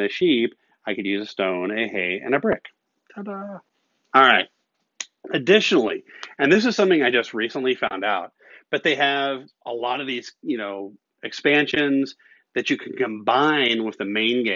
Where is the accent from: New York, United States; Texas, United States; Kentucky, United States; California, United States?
Kentucky, United States; moved away; I'm originally from Kentucky